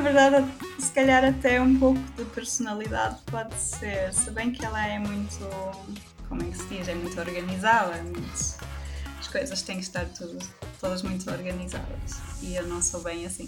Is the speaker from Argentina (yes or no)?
no; Portugal; first language German; Portuguese is a second language; moved away as an adult; also born or lived in Germany; now in Nuremberg, Germany; grande parte da minha vida foi, foi vivida em Portugal